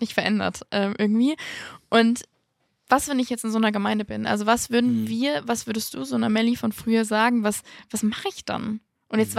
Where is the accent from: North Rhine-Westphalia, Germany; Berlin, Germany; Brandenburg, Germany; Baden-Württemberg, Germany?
Baden-Württemberg, Germany; Mannheim; in Mannheim, wo ich herkomme